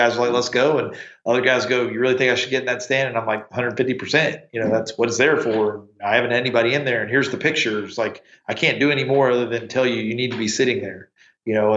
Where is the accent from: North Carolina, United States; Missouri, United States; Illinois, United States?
North Carolina, United States; Eastern; now in South Texas, United States; I grew up in Eastern North Carolina